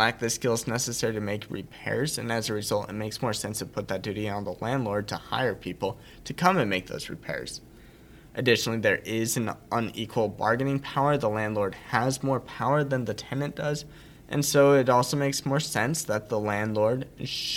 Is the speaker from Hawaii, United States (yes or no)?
no; Utah, United States; I'm from Utah